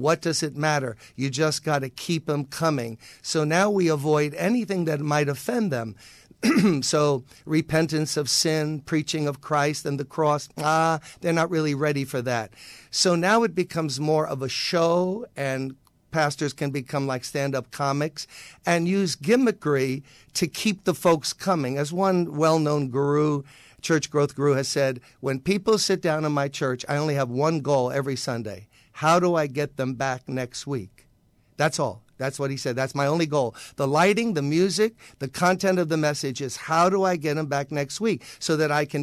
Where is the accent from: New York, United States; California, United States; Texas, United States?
New York, United States; New York City; I grew up in Brooklyn, played at Erasmus Hall High School, was an all-city basketball player